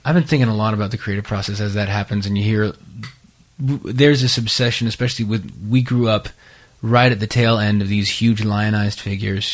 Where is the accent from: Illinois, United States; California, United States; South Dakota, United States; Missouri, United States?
California, United States; I grew up in California